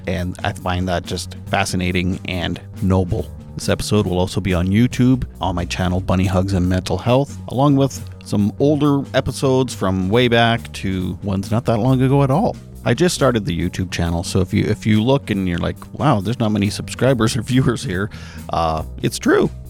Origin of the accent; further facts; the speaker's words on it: Canada; I'm Canadian